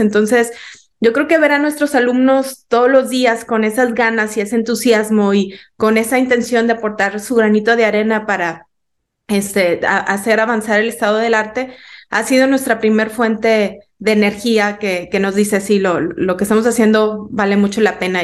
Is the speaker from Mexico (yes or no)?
yes; Mexico; como mexicanos